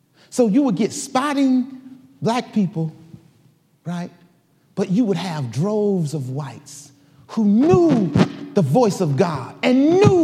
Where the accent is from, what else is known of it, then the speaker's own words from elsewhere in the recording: Detroit, Michigan, United States; I grew up in Detroit, Michigan